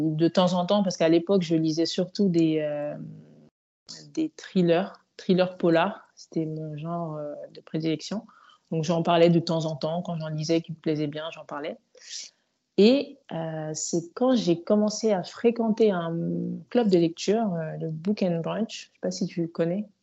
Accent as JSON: {"language": "French", "country": "Mali", "tie": "born or raised there", "moved": "as an adult", "lives_now": "France", "said": "Donc moi, j'ai grandi au Mali, je suis, venue en France après mon bac euh, à 18 ans."}